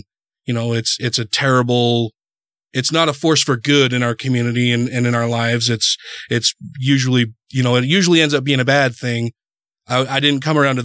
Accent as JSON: {"language": "English", "region": "Utah", "country": "United States", "tie": "born or raised there", "said": "I grew up in Utah."}